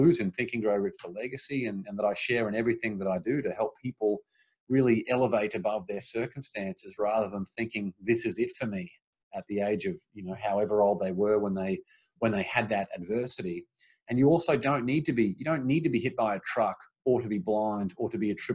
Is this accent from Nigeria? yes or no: no; Australia; moved away as an adult; now in Los Angeles, United States; I grew up in Australia. And then when I moved over to America